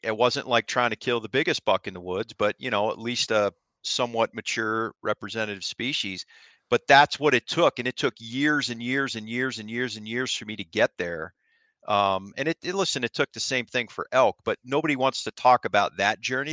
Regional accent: Ohio, United States; moved away; I grew up in Ohio

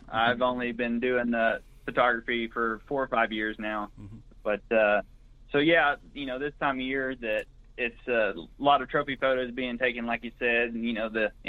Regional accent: Greenfield, Oklahoma, United States; born or raised there; also born or lived in Watonga, Oklahoma

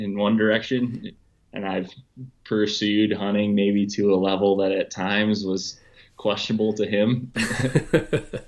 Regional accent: Wisconsin, United States; growing up in Wisconsin, I went to college in Wisconsin

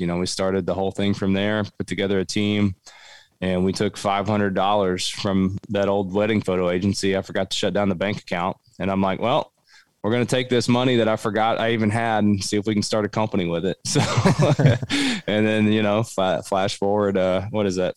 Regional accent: Cumberland Gap, southeastern Kentucky, United States; I grew up in southeastern Kentucky. I grew up in Appalachia, right in the Cumberland Gap

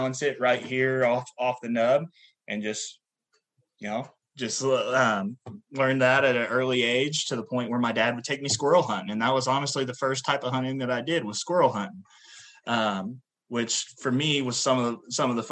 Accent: Du Quoin, Illinois, United States; I was born in Southern Illinois, very bottom of the state. So we're closer to Paducah, Kentucky and Tennessee than we are to Chicago

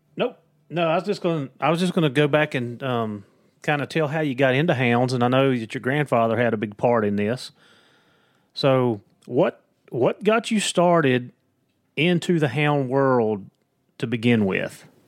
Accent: Southwest Virginia, United States; accent: Southwest Virginia, Appalachian; it's my accent. I'm telling you, it's the Southwest Virginia.

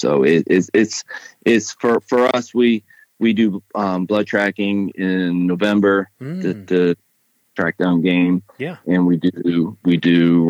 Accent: Topsail, Maine, United States; I'm from Topsail, Maine. That's southern Maine.

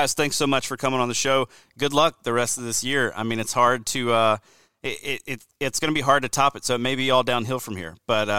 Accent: South Alabama, United States; I'm from South Alabama.

